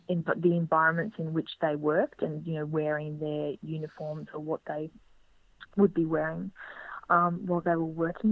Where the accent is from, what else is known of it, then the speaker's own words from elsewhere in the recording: Geelong, Victoria, Australia; also born or lived in Bendigo; now in Melbourne, Australia; I'd grown up in Geelong.